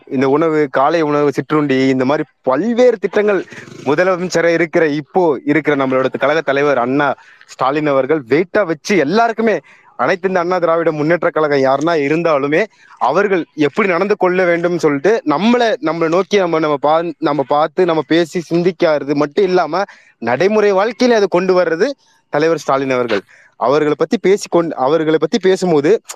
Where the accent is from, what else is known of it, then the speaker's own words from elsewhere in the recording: Tamil Nadu, India; நான் தமிழ்நாட்டில் தான் பிறந்தேன் தமிழ்நாட்டில் தான் வளர்ந்தேன்